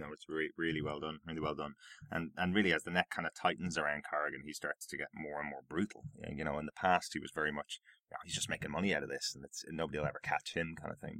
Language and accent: English; Ireland; I'm Irish